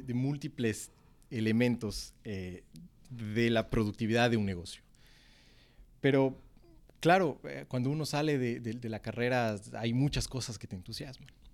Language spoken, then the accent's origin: Spanish; Cuenca, Azuay, Ecuador; moved away; los cuencanos extrañamos del motepillo